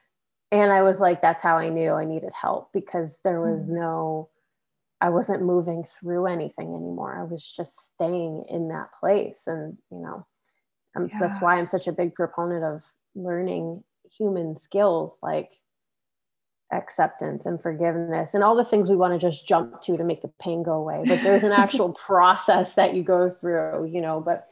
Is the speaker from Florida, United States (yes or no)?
no; New York, United States; now in California, United States; I'm from New York, so I remember real winters